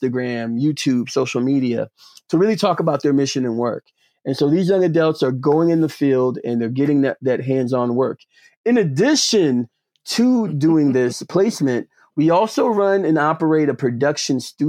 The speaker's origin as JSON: {"language": "English", "town": "Atlanta", "region": "Georgia", "country": "United States", "moved": "as an adult", "lives_now": "Cambridge, United States", "said": "I'm originally from Atlanta, Georgia"}